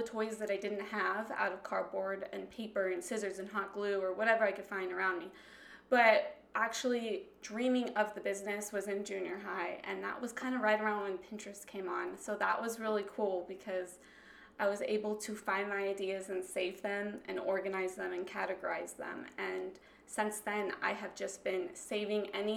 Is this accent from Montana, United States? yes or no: no; Julian, California, United States; born or raised there